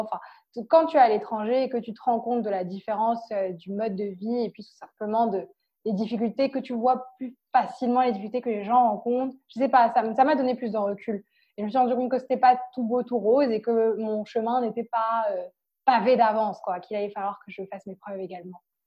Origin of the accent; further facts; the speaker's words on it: Cameroon; moved away as an adult; now in France; j'ai grandi au Cameroun et j'étais dans une école française